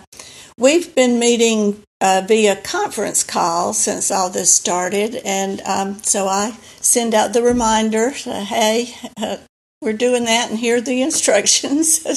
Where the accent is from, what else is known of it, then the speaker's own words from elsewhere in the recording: Alabama, United States; moved away as an adult; also born or lived in Singapore / New York / South Florida / St. Louis; we came to, uh, back to Alabama, back to me. Uh, was home for me